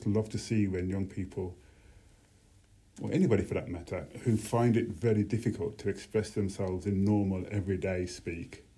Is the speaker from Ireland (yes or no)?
no; Birmingham, West Midlands, United Kingdom; growing up in Birmingham